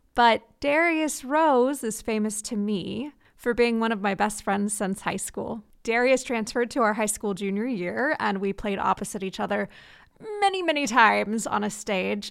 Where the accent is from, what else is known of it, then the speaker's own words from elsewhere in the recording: Orange County, California, United States; growing up in Orange County